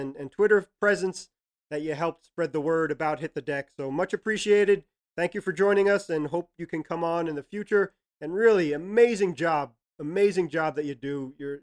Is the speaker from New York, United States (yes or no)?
yes; New York City, New York, United States; accent: Brooklyn; my Brooklyn accent